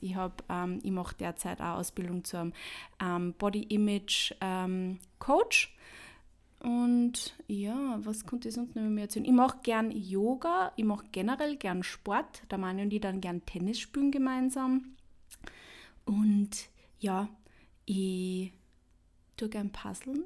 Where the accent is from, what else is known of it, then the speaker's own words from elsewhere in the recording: Upper Austria, Austria; now in Vienna, Austria; ich komme ursprünglich aus Oberösterreich, aber ich bin halt in Wien und ich wohne in Wien, ich wohne auch schon seit über zehn Jahren in Wien